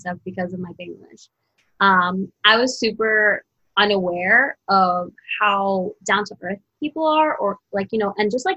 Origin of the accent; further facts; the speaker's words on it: New Jersey, United States; moved away; also born or lived in Brooklyn; I grew up in New Jersey